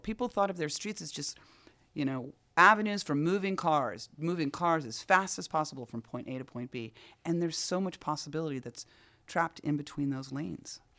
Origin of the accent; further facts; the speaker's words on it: New York City, New York, United States; As a New Yorker